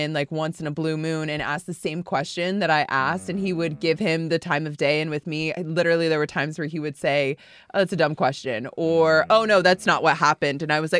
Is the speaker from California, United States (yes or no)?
no; Florida, United States; That I'm from South Florida, so I grew up watching the Miami Heat.